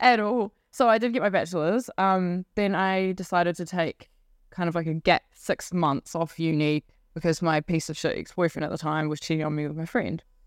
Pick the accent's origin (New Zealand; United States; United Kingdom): New Zealand; Whanganui, Manawatū-Whanganui; moved away as an adult; also born or lived in Wellington; So I grew up on a farm just north of there